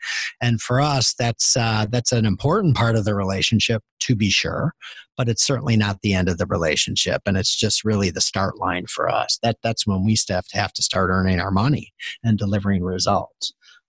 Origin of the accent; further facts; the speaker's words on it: Green Bay, Wisconsin, United States; I grew up I grew up in Green Bay, Wisconsin, first of all, which is a tiny little town with a professional sports franchise.